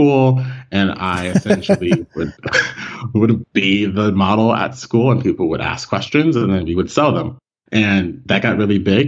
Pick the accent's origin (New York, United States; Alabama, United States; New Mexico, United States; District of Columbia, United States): District of Columbia, United States; Washington; moved away as an adult; also born or lived in Rockville, Maryland / Silver Spring, Maryland; now in Barcelona, Spain; I'm originally from the Washington, D.C. area. So my first home was in the city, and then we moved back and forth between Rockville, Maryland, Silver Spring, Maryland, and back into the capital.